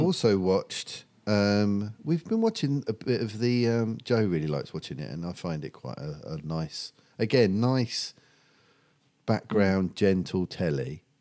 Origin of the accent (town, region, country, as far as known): Medway, South East England, United Kingdom; born or raised there; also born or lived in Epping, Essex